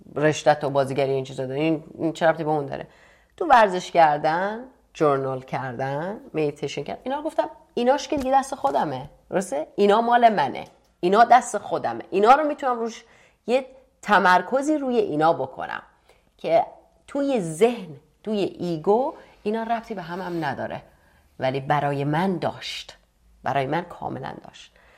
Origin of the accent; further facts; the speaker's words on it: Iran; moved away; توی ایران هم که بودم مهاجرت کردم